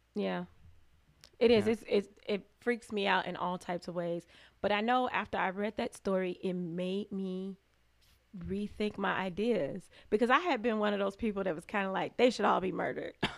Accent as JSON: {"language": "English", "town": "Chicago", "region": "Illinois", "country": "United States", "tie": "born or raised there", "moved": "yes", "lives_now": "Lansing, United States", "said": "Chicago, Illinois. Okay. Um, my parents um, moved to the suburbs when I was little"}